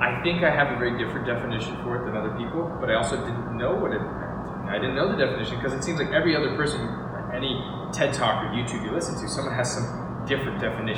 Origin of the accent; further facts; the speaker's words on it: Seattle, Washington, United States; moved away as an adult; now in San Diego, United States; growing up in Washington, Seattle